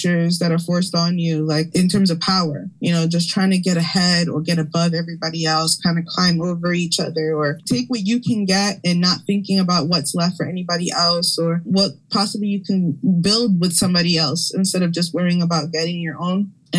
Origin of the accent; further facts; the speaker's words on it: Camden, New Jersey, United States; born there; also born or lived in Philadelphia, United States / Orlando, United States; I was born in Camden. I've lived my life mostly between here in Philly, Lenape Hawking area, or down in Florida, in Orlando, and like a mostly Boricua and diaspora community. And now I'm raising my children here in Philly.